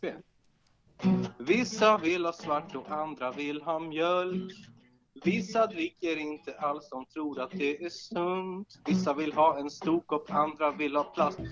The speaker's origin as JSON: {"language": "Swedish", "town": "Storvreta", "region": "Uppsala County", "country": "Sweden", "tie": "born or raised there", "said": "där jag växte upp ute, utanför Uppsala, i, i en liten, Storvreta heter det"}